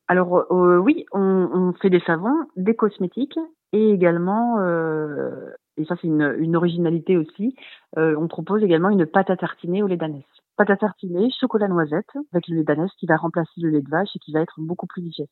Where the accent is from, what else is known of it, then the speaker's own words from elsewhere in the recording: Charente-Maritime, Nouvelle-Aquitaine, France; now in Gers, France; je suis de Charente-Maritime